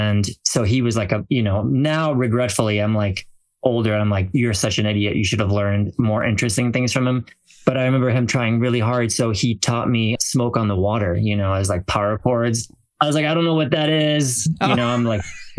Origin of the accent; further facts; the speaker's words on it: France; now in United States; born and raised in France